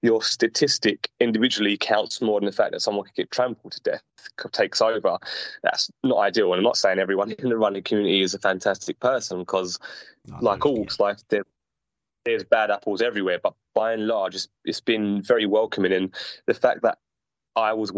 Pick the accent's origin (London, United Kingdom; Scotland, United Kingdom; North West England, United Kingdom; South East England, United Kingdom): London, United Kingdom; from London